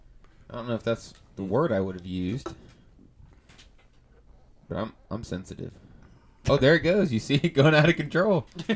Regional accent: Indiana, United States; I'm from Indiana.

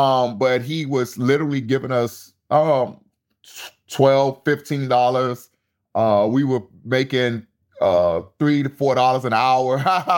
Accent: Tampa, Florida, United States; Yeah, growing up in Central Park Village was extremely difficult. It was surrounded by a lot of violence. We didn't have any gangs back then in Tampa.

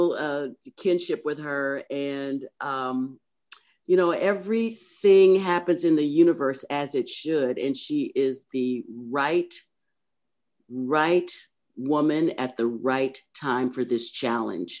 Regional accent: Oakland, California, United States; also born or lived in Berkeley; I was born in Kaiser Hospital, Oakland

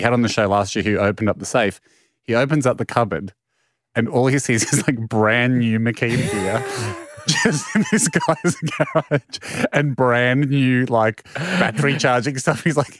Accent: Italy; What I said back on the radio was more probably out of patriotic duty to my home country of Italy.

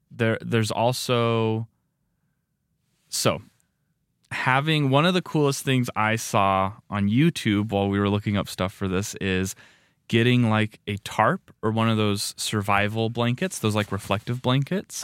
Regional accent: Nevada, United States; now in Rexburg, United States; Growing up in Nevada, like, it gets, gets warm

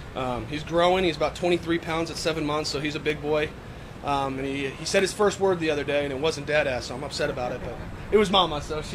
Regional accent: Virginia, United States; I'm from Northern Virginia, but my wife is from 45 minutes on the other side of Virginia, Craig County.

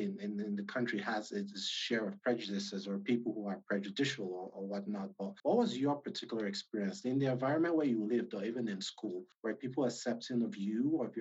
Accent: Nigeria; now in United States; I'm an immigrant myself, like I'm Nigerian

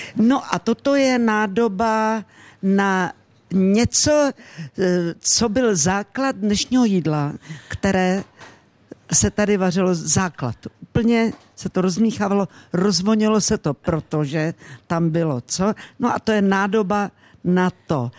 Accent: Rakovník, Central Bohemian Region, Czechia; vyrůstala jsem u babičky, u dědy v Rakovníku

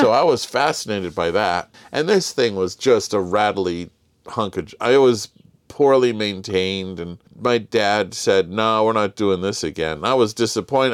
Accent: Los Angeles, California, United States; we grew up in Southern California in L

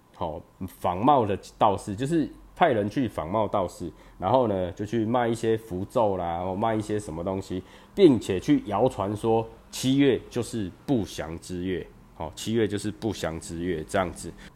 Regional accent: Chiayi, Chiayi City, Taiwan; 我自己是嘉义人嘛，哈，我住嘉义市

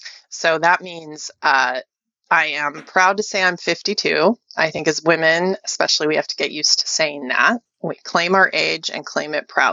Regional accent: Wichita, Kansas, United States; born there; now in Silicon Valley, United States; I was born in Wichita, Kansas. So I'm about as middle America by origin as one can get.

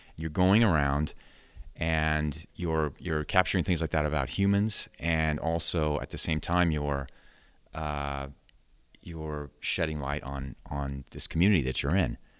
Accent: Sacramento, California, United States; moved away as an adult; now in San Francisco, United States; I grew up in Sacramento

